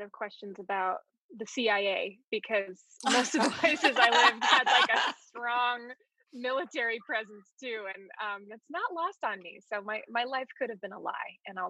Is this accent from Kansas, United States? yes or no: no; Colorado, United States; also born or lived in Palo Alto, California / Pasadena / Virginia / Hawaii; I was born in Palo Alto, California, and then moved from there to Pasadena, then to Virginia, then to Colorado, then to Hawaii, then back to Colorado.